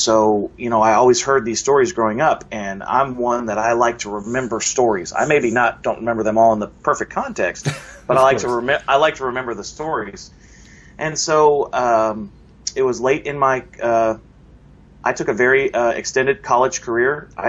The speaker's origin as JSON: {"language": "English", "town": "Arlington", "region": "Texas", "country": "United States", "tie": "born or raised there", "said": "I'm from Texas. That's where I was born and raised."}